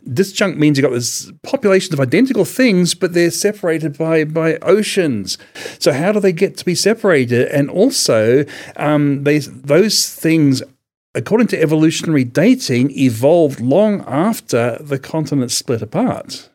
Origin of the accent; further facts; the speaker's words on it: Ararat, Victoria, Australia; I was born in Ararat in Australia